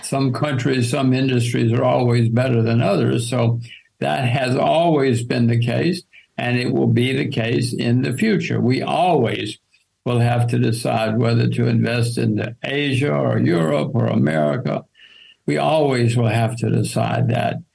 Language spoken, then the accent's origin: English; United States; I'm an American